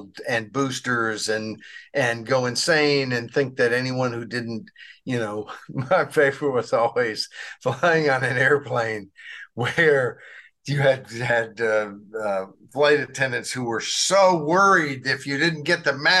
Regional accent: Arkansas, United States; I grew up in Arkansas

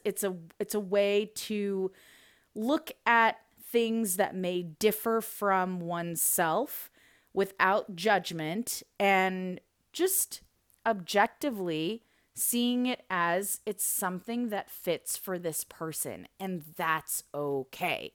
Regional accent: United States; also born or lived in Soviet Union; I was raised and educated in the U S

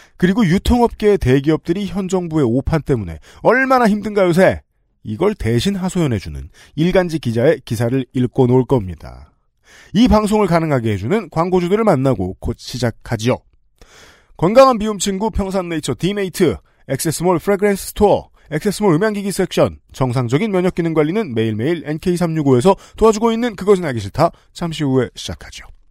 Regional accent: Seoul, South Korea; 저는 서울 토박이라서

